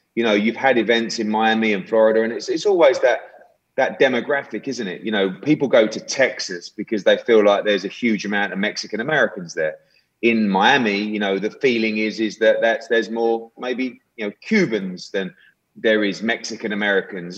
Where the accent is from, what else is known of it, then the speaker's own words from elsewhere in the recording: United Kingdom; as a Brit and, and someone that works in boxing